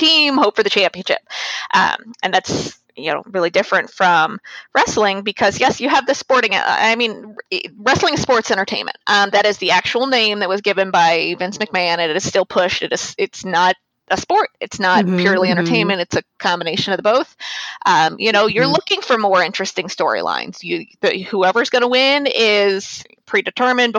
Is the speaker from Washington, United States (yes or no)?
no; St. Louis, Missouri, United States; now in North Carolina, United States; I'm originally from St. Louis in North Carolina now